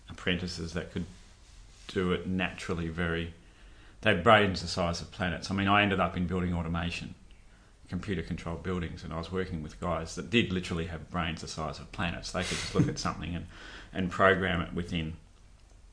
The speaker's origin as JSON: {"language": "English", "town": "Perth", "region": "Western Australia", "country": "Australia", "tie": "born or raised there", "said": "I grew up out in Rivervale, Belmont, near the racecourse there"}